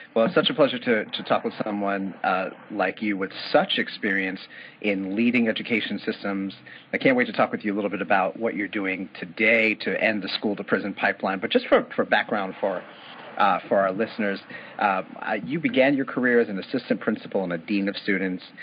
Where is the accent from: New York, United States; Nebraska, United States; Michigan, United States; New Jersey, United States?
New York, United States; New York City; I grew up in New York City